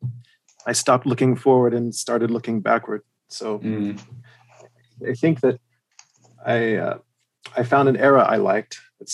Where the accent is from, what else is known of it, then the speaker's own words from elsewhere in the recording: Alabama, United States; born there; also born or lived in South Carolina / Germany; I was born in Alabama, and I could start quoting some … lyrics right now to go with that, but I won't. Then I moved from there to Germany. Well, actually, first I moved to South Carolina, and I was in South Carolina for a year or two.